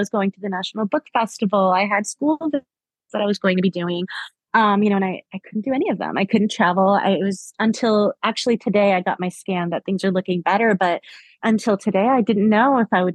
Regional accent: South Florida, United States; I grew up in South Florida

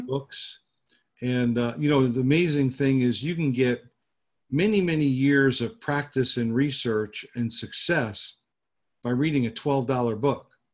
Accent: New Jersey, United States; moved away as an adult; also born or lived in Fort Lauderdale, Florida / Pompano Beach, Florida / Coconut Creek, Florida; now in Jupiter, United States; I was born in New Jersey

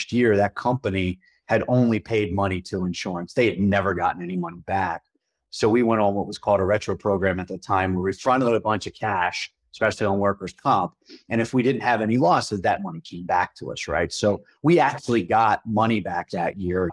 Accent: Philadelphia, Pennsylvania, United States; moved away as an adult; now in Colorado, United States; I'm originally from Philadelphia

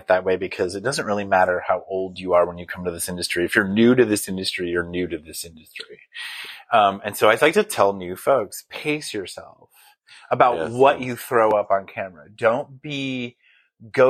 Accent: Flagstaff, Arizona, United States; also born or lived in Palm Springs; I'm from Flagstaff, Arizona, and I toggle month to month back and forth between here and there.

